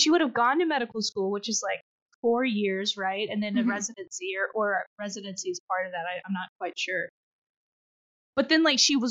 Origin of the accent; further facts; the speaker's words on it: Texas, United States; we're both from Texas